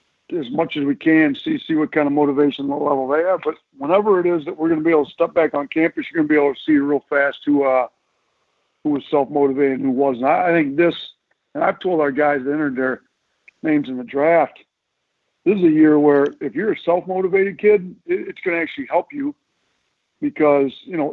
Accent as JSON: {"language": "English", "town": "Milwaukee", "region": "Wisconsin", "country": "United States", "said": "Milwaukee. I'm up from Milwaukee, you know, so we got to go back to the home state deal."}